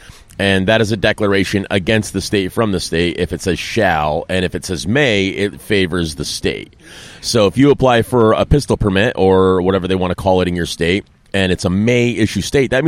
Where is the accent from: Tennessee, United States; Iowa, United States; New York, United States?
New York, United States; And I'm also from New York State, which is an extremely anti-gun state